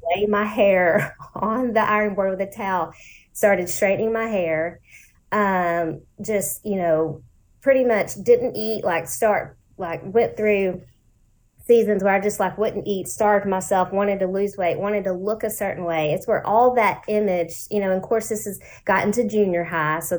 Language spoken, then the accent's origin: English; Lancaster, Texas, United States; also born or lived in Ellis County, Texas; I was in Lancaster. So that's where I grew up